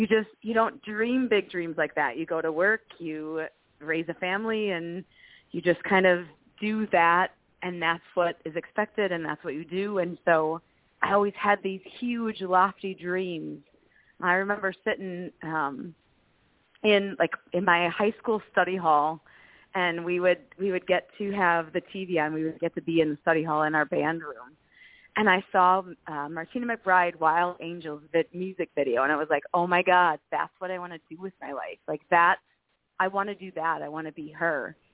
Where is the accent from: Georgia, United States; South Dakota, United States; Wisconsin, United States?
Wisconsin, United States; Milwaukee; also born or lived in Nashville, Tennessee; I'm from the Milwaukee area of Wisconsin